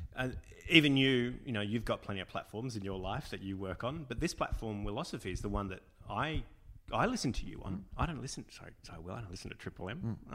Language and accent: English; Australia; being Australian